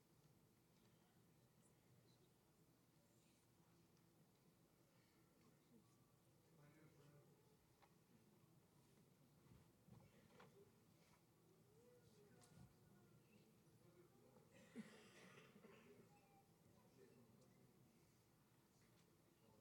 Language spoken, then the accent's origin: English; Pittsburgh, Pennsylvania, United States; I'm from Pittsburgh